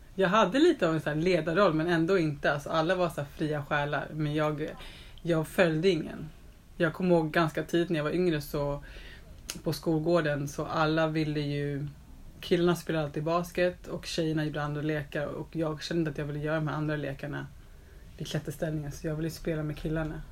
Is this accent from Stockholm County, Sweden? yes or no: yes; Stockholm, Stockholm County, Sweden; also born or lived in Östberga, Stockholm; Jag är uppvuxen i Telefonplan